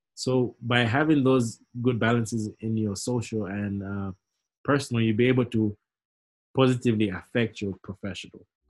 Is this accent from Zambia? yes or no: yes; Zambia; moved away as an adult; now in United States; growing up in Zambia